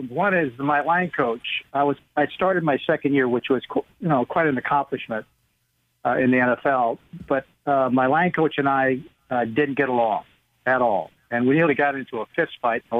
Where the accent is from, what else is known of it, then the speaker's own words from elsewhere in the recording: Hawaii, United States; born there; also born or lived in Texas; my dad was in the military. I was born in Hawaii uh, right before World War II started, and uh, and my father then went to the European theater. We we we traveled around the country uh, while he was in the service